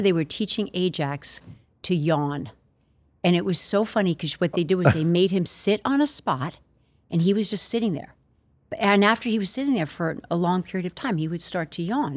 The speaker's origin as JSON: {"language": "English", "area": "Long Island", "region": "New York", "country": "United States", "tie": "born or raised there", "said": "I grew up on Long Island, about an hour outside the city"}